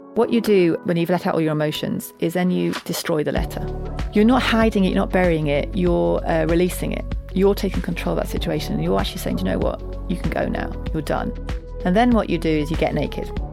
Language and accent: English; Yorkshire and the Humber, United Kingdom; I'm a Yorkshire woman